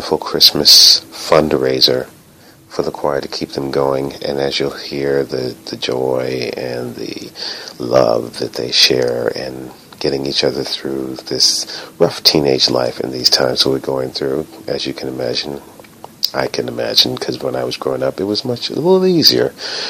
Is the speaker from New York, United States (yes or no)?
yes; New York City, New York, United States; broadcasting to you from my hometown of New York City.